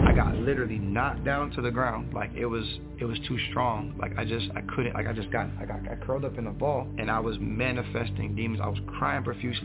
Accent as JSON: {"language": "English", "town": "Fort Lauderdale", "region": "Florida", "country": "United States", "tie": "born or raised there", "lives_now": "Central Florida, United States", "said": "I was born and raised in Fort Lauderdale, Broward County, Florida"}